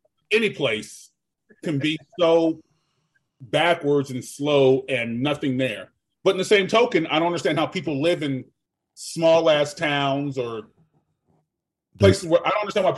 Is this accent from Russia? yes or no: no; Germany; Sorry, I was raised in Germany. My whole high school.